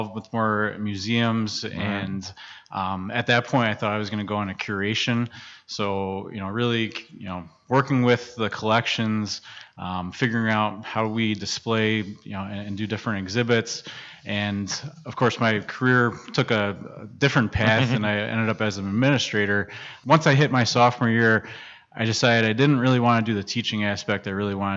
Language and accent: English; New Jersey, United States; moved away as an adult; now in Kenosha, United States; I was born in New Jersey, actually. So born and raised New Jersey. Came out to Wisconsin when I was 18 years old